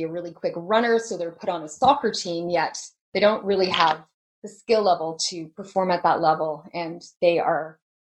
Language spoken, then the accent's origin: English; Canada; we live in a winter climate, so we're Canadian